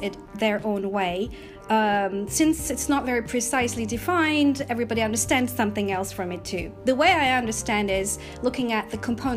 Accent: Istanbul, Turkey; moved away as an adult; also born or lived in United States; now in United Kingdom; I was born in Istanbul, Turkey, and after finishing my university studies, I moved to the USA

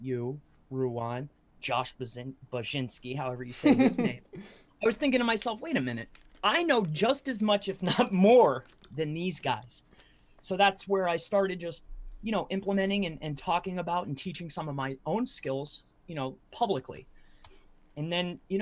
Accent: Fort Myers, Florida, United States; Originally I'm from Fort Myers, Florida

